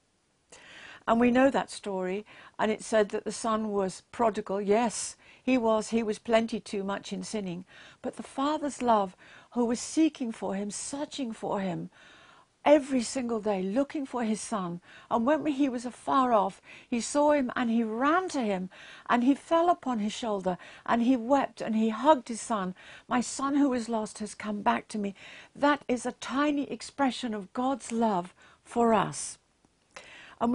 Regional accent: England, United Kingdom; I'm English

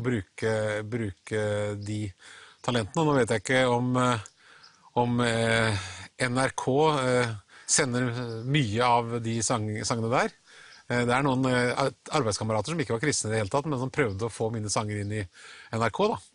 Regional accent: Halden, Østfold, Norway; pinsemenigheten i Halden, der jeg vokste opp

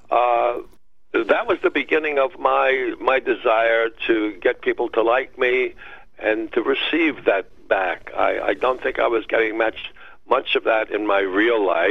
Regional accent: Pleasantville, New York, United States; I was born in Pleasantville, New York, and my mom went to the seventh grade and had to work

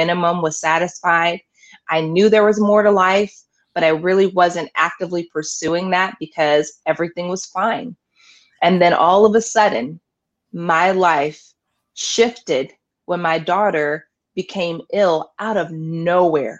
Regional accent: Omaha, Nebraska, United States; also born or lived in Tupelo, Mississippi; Originally I was born in Tupelo, Mississippi, but I've been in Nebraska since I was 7 years old

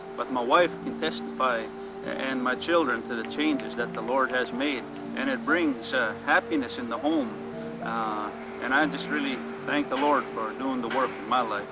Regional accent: Buffalo Lake Métis Settlement, Alberta, Canada; I'm from the Buffalo Lake Métis Settlement, and uh, which is the Cree Nation, and uh, it's in Alberta, Canada.

